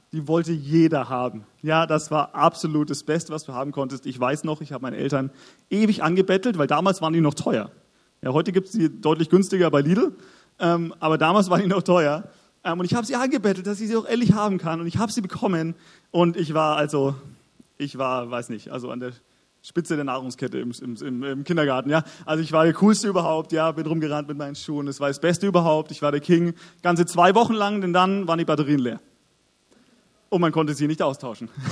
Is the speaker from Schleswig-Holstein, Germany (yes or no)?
no; Augsburg, Bavaria, Germany; moved away as an adult; also born or lived in Nuremberg; wir kommen beide aus Augsburg. Wir sind dort aufgewachsen